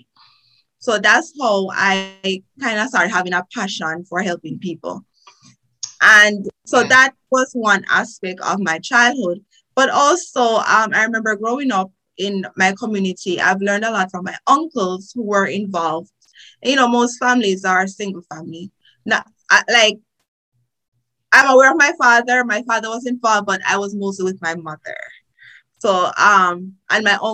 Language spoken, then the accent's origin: English; Trelawny, Jamaica; accent: Jamaican; moved away as an adult; now in United States; as you can hear from my accent, I am a Jamaican, born in Jamaica. I went to primary school in Jamaica, high school in Jamaica. I'm from a beautiful parish. You could say the best parish, Trelawney